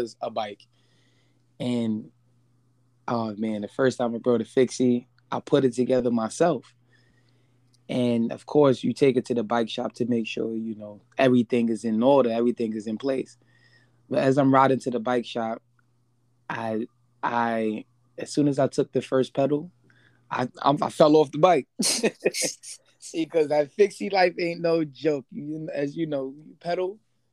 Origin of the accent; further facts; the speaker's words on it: New York City, New York, United States; born and raised in the Bronx. I grew up just riding bikes.